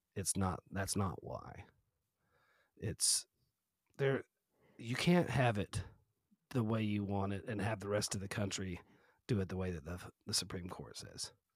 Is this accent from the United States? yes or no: yes; Texas, United States; I'm from Texas